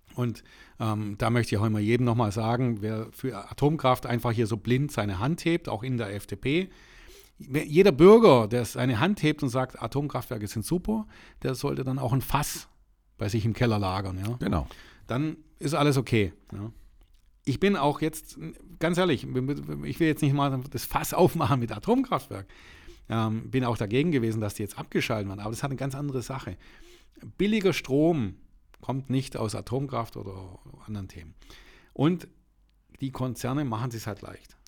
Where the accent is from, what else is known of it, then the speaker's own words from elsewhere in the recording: Nellingen, Baden-Württemberg, Germany; Ich komme aus dem Ortsteil Nellingen